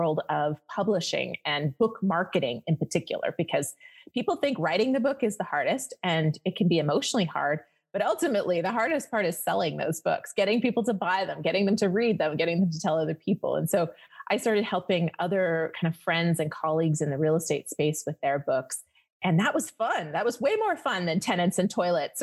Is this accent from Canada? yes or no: yes; Canada; moved away as an adult; now in Las Vegas, United States; I'm Canadian.